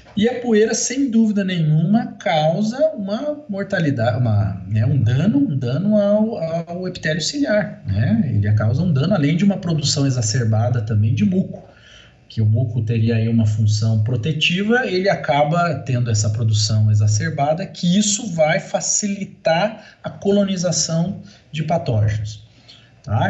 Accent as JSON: {"language": "Portuguese", "region": "Paraná", "country": "Brazil", "also_born_or_lived": "Santa Catarina / Jaboticabal, São Paulo", "moved": "as an adult", "said": "eu sou paranaense"}